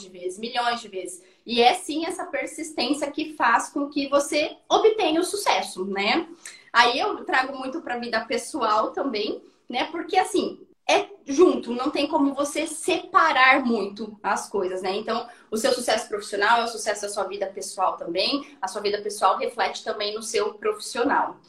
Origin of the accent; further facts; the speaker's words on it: interior of Paraná, Brazil; a menina do interior, assim como a Suelen, eu né, também sou do interior do Paraná